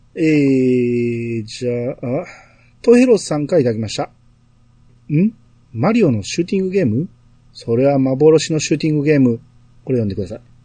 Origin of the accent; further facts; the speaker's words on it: Kansai, Japan; accent: Kansai dialect; ナチュラルな関西弁のイントネーションで呼んでる